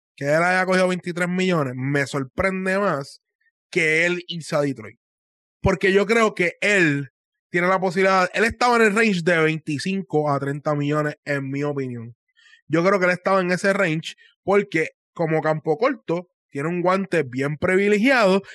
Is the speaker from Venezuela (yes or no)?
no; Puerto Rico; moved away; yo soy puertorriqueño